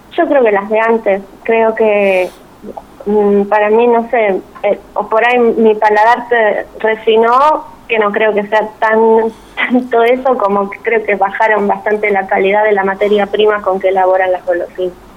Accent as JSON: {"language": "Spanish", "country": "Argentina"}